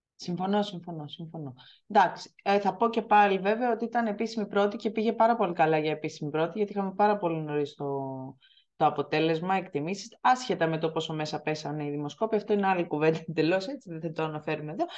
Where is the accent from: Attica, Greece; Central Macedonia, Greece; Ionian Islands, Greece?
Ionian Islands, Greece; Corfu; που είμαι από την Κέρκυρα